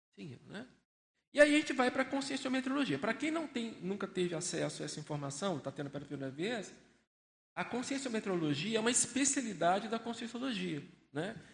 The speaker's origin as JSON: {"language": "Portuguese", "town": "Belo Horizonte", "region": "Minas Gerais", "country": "Brazil", "tie": "born or raised there", "moved": "as an adult", "lives_now": "Foz do Iguaçu, Brazil", "said": "Eu sou natural de Belo Horizonte, tenho 57 anos"}